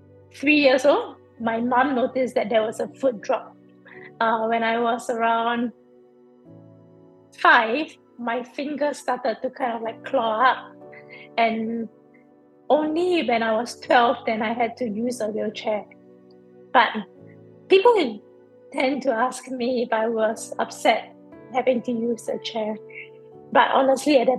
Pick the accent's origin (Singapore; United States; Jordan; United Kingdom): Singapore; I grew up in Singapore, so I've always been like a born and bred city girl.